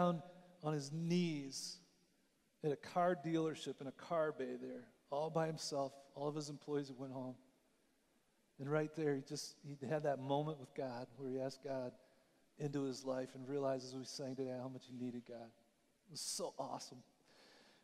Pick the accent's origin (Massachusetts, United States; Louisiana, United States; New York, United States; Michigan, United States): Michigan, United States; moved away; I grew up in Michigan